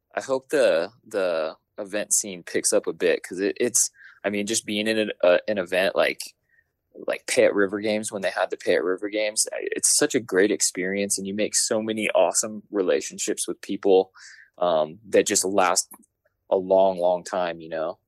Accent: Denver, Colorado, United States; also born or lived in Golden, Colorado; I'm from Denver, Colorado

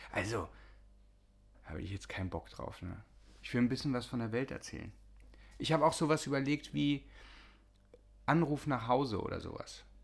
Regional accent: Austria; born there; Und ich bin geboren in Österreich.

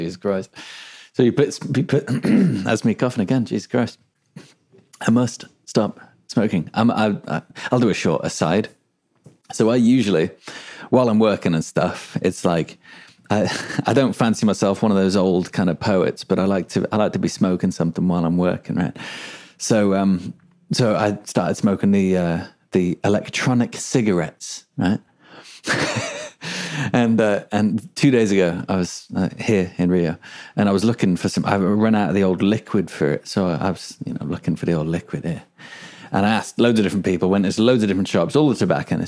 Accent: England, United Kingdom; moved away; also born or lived in Melbourne, Australia; I'm English, right? Pulled the English card. Look, mate, I am English

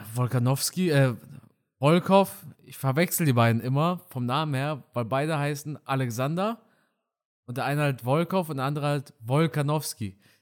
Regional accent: Germany; first language German; Ich bin aber in Deutschland geboren und auch auf Deutsch geboren, also nicht auf Deutsch geboren, auf Deutsch aufgewachsen

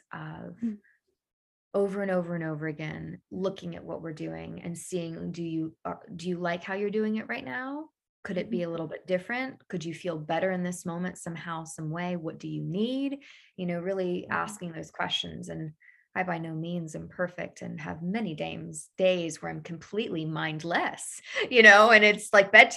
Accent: Daytona Beach, Florida, United States; I was born in Daytona Beach on the, house on the river, house on the ocean, always by the water

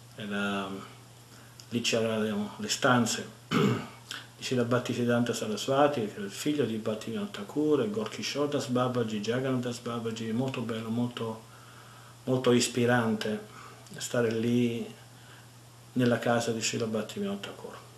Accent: Italy; moved away as an adult; now in San Antonio, United States; della mia terra natia

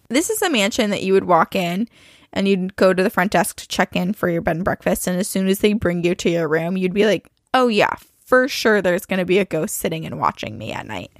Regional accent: Burlington, Vermont, United States; I'm from Burlington, Vermont

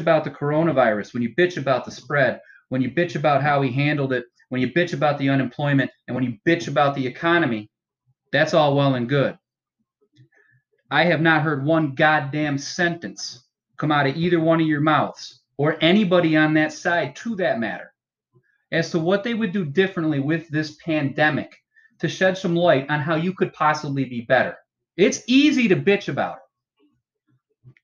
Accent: United States; as an American voter

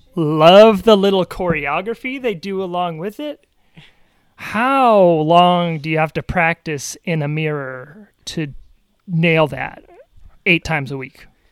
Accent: New York, United States; as a New Yorker

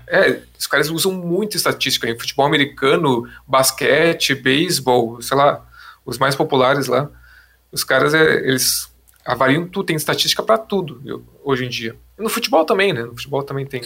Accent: Porto Alegre, Rio Grande do Sul, Brazil; a gente é de Porto Alegre

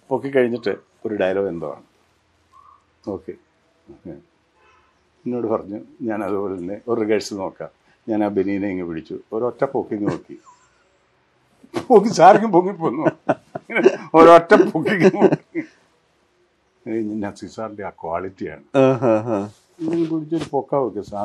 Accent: Piravom, Kerala, India; എന്റെ നാട് പിറവം

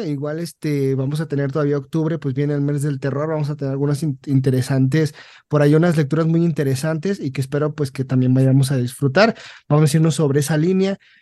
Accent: Mexico; siendo mexicano

